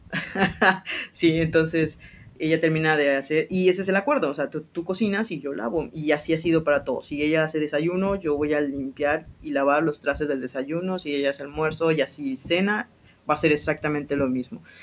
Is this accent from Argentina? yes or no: no; Mérida, Yucatán, Mexico; yo nací aquí, yo soy de aquí de Mérida, de Yucatán